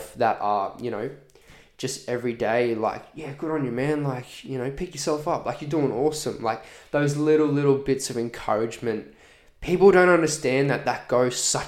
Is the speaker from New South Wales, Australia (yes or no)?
no; Redland City, Queensland, Australia; born and raised on Quandamooka Country here in the Redlands